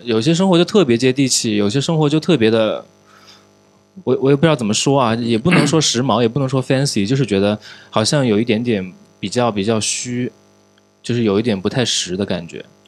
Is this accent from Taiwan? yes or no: no; Changsha, Hunan, China; 我自己作为一个土生土长的长沙人